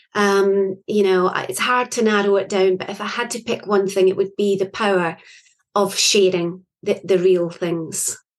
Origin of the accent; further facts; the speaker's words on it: Scotland, United Kingdom; I am from Scotland.